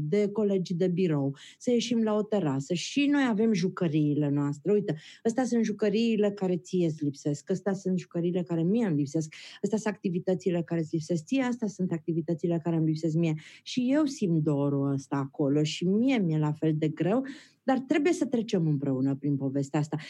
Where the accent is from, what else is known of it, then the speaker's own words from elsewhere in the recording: Transylvania, Romania; Eu sunt ardeleancă